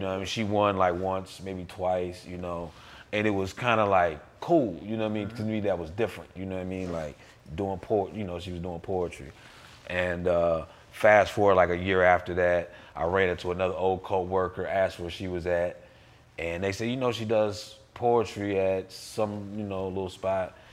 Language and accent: English; Peru, Indiana, United States; I'm originally from Peru, Indiana, a little small ah. town